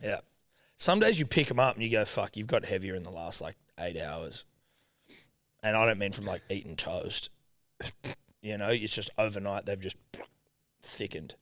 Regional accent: Australia; I'm Australian

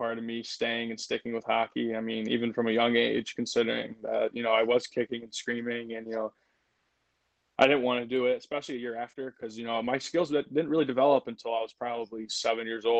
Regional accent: Toledo, Ohio, United States; I grew up in Toledo. You know, I grew up kind of towards the Toledo Zoo on the Anthony Wayne Trail right over there

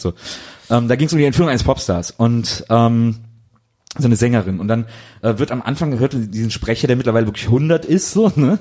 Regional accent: Wesseling, North Rhine-Westphalia, Germany; ich komme ja aus Wesseling zwischen Köln und Bonn

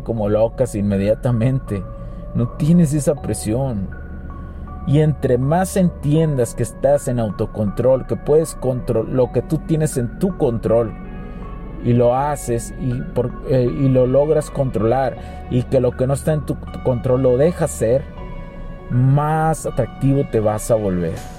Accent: Mexico; Yo soy mexicano, o sea, yo, yo, soy mexicano, por los que lo preguntan, soy mexicano

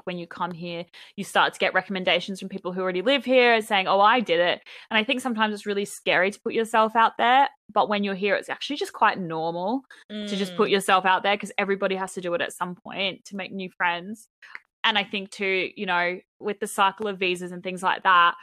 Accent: Australia; moved away as an adult; also born or lived in Brisbane; now in London, United Kingdom; I'm Australian

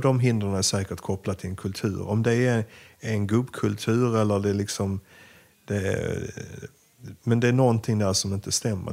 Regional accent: Sweden; also born or lived in Ukraine; mitt första chefsjobb hemma i Sverige

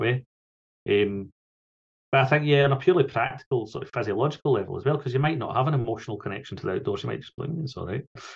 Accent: Falkirk, Scotland, United Kingdom; I grew up in Falkirk

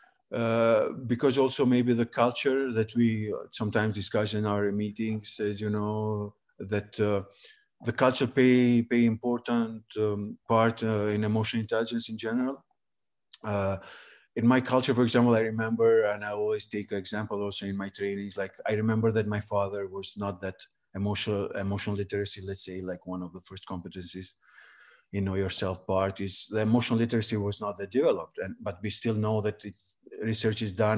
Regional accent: Preševo, Pčinja District, Serbia; English is a second language; moved away as an adult; also born or lived in Kosovo / Albania; now in Tirana, Albania; my origin actually is from Preševa, a place in Serbia with Albanians. Then I lived there 18 years till the high school

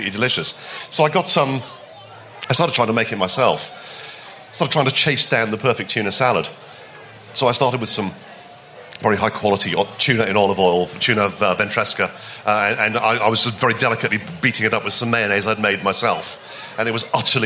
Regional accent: United Kingdom; we're British

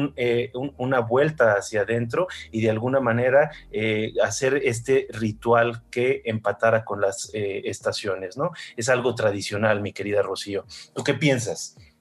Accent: Mexico; soy mexicano

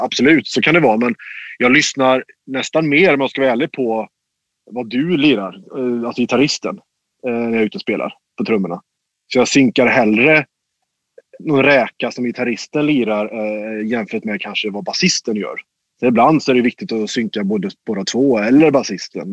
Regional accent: Mariestad, Västra Götaland, Sweden; i Mariestad, där jag kommer ifrån

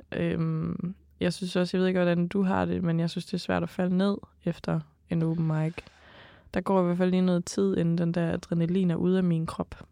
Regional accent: Jutland, Denmark; accent: Jutlandic; Jysk, fordi jeg er jyde

